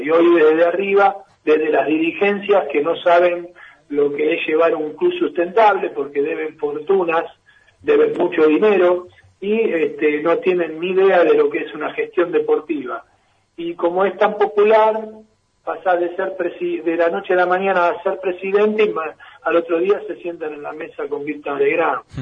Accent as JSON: {"language": "Spanish", "country": "Argentina", "tie": "born or raised there", "said": "Me crié en los Babis con toda la familia de Maradona"}